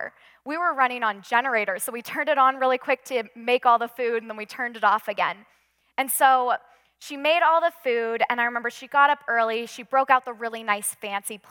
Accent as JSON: {"language": "English", "region": "Western Washington", "country": "United States", "tie": "born or raised there", "also_born_or_lived": "Midwest", "moved": "yes", "lives_now": "Colorado, United States", "said": "growing up in Western Washington, snow wasn't really a huge deal to us"}